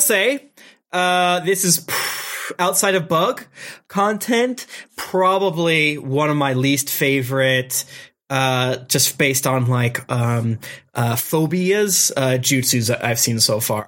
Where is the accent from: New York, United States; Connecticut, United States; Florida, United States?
Florida, United States; I'm from Florida